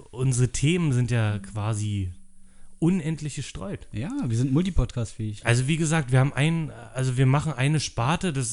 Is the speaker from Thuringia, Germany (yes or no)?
no; Berlin, Germany; ja, ich bin auch in äh, Köpenick geboren. Äh, Treptow, Köpenick aufgewachsen.